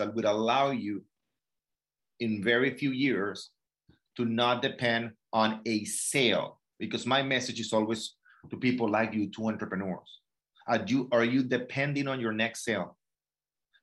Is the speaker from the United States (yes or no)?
no; Venezuela; moved away; I'm from Venezuela